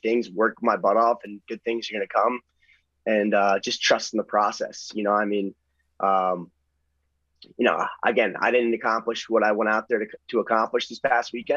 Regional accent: New Jersey, United States; we're both born and bred in North Jersey

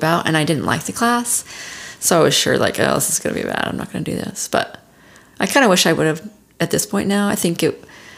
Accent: Bountiful, Utah, United States; I was born in Bountiful, Utah. Grew up most of my life there, all my life there, through high school

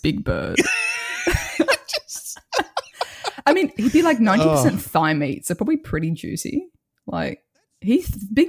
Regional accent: Australia; So it's not a hack. I'm just Australian.

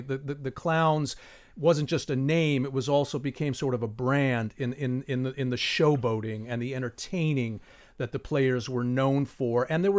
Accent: Indianapolis, Indiana, United States; now in Miami, United States; as a kid who grew up in Indianapolis

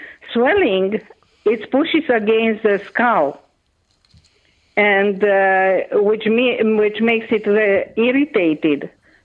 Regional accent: Romania; first language Hungarian; English is a second language; So, and my first language actually is Hungarian. I learned Romanian when I was 5.

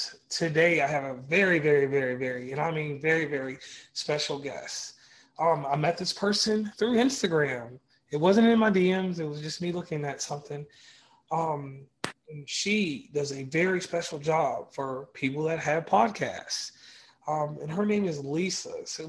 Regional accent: the South, United States; in the South and the North South where I'm from

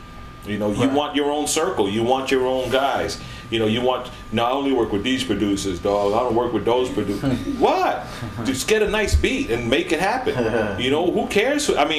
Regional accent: Atlanta, Georgia, United States; if you're in Atlanta, it's like, yeah, it's my hometown.

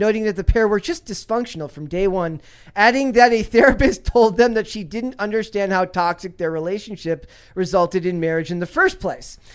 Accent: Minnesota, United States; I'm from Minnesota

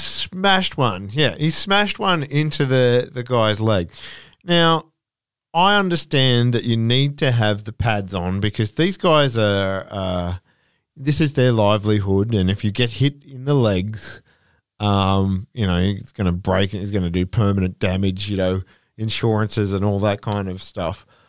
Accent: Australia; as an Australian

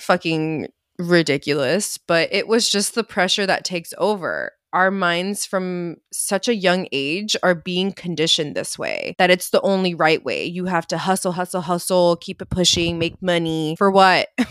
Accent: United States

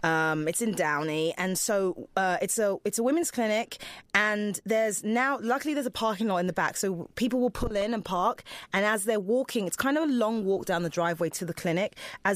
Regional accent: England, United Kingdom; I had no money when I moved here. But second of all, I came from England where you don't need health insurance, obviously.

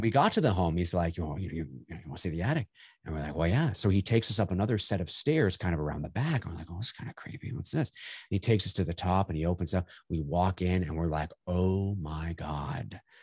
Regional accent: Canada; also born or lived in Toronto; I'm Canadian

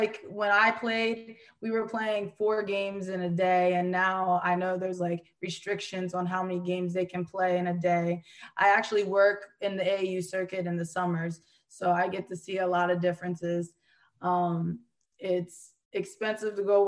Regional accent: Hanover, Pennsylvania, United States; moved away as an adult; I'm from Hanover, Pennsylvania. It's a small town.

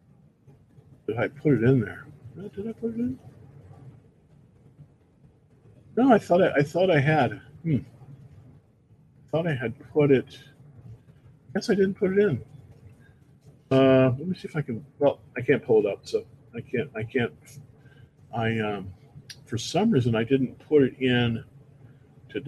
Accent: Bay Area, California, United States; moved away as an adult; also born or lived in Palo Alto; now in Texas, United States; I'm born and raised in the Bay Area, born in Palo Alto, actually. But I came here to Texas in 2006

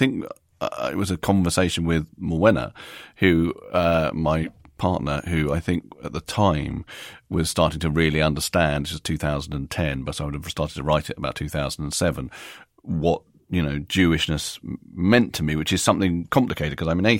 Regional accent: New York, United States; born there; and I was born in America, which we haven't mentioned, but I was born in New York and I've always felt a little bit American.

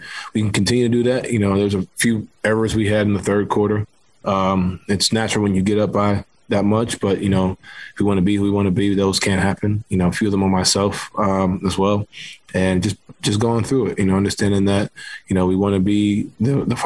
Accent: New York City, New York, United States; I grew up playing basketball in New York City

